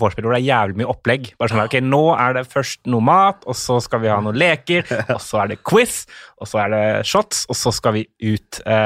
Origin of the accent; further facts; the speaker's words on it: Mandal, Agder, Norway; accent: skarre-r; also born or lived in Tønsberg, Vestfold; Fordi jeg er jo født Jeg er fra Vestfold, Tønsberg. Og så flytta vi ganske kjapt til Mandal